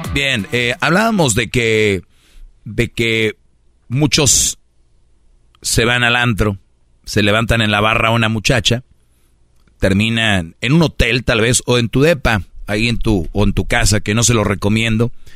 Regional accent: Monterrey, Nuevo León, Mexico; en Monterrey también son somos de, de, luchas, tenemos nuestra arena

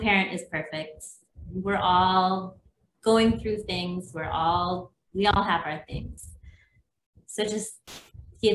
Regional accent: Minnesota, United States; moved away as an adult; also born or lived in North Carolina; now in Maui, United States; I grew up in Minnesota

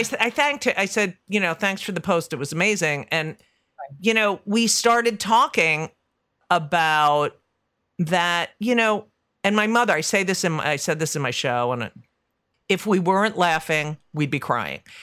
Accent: Union County, New Jersey, United States; I'm from New Jersey, and I never say the ca-, I don't say I'm from Union County

